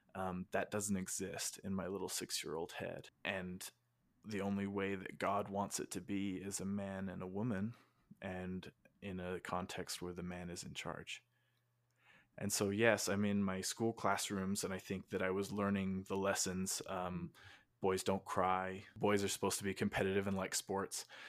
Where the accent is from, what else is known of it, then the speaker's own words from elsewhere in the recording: Utah, United States; I was born and raised in Utah, in the United States